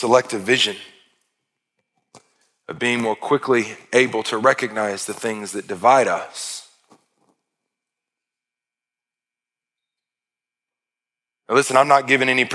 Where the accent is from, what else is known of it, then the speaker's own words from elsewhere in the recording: United States; I was blessed beyond measure to be born in this country.